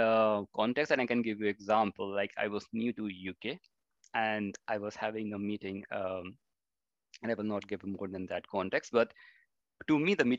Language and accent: English; India; which was like totally new to me, because I came from India.